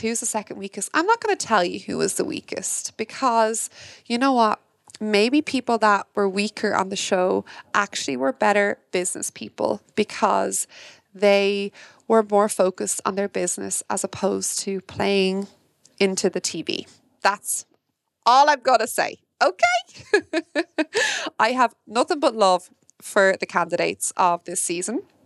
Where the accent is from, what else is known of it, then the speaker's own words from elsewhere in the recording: Ireland; me as an Irish woman